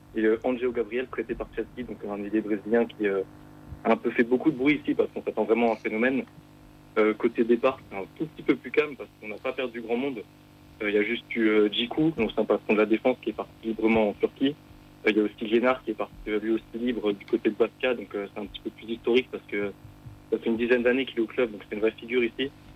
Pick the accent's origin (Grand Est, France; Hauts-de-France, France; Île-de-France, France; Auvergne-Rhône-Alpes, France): Grand Est, France; Strasbourg; en tant que Strasbourgeois